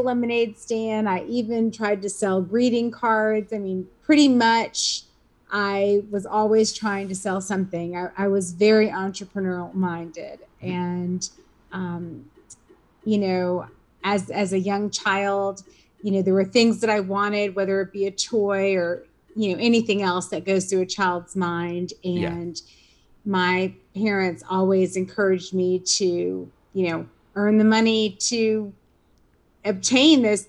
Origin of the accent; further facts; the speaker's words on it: Richmond, Virginia, United States; I grew up in Richmond, Virginia